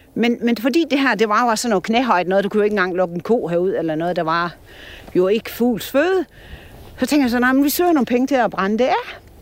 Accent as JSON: {"language": "Danish", "area": "Store Vildmose, North Jutland", "region": "North Denmark Region", "country": "Denmark", "tie": "born or raised there", "moved": "yes", "said": "Jeg er fra Nordjylland og vokset op i Stor, øh, hvad hedder Stor Vildmose deroppe på kanten"}